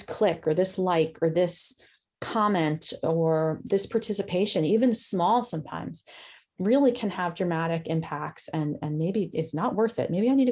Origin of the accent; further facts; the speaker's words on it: New York, United States; accent: New York; moved away; My New York just came out, fools. I'm from New York originally.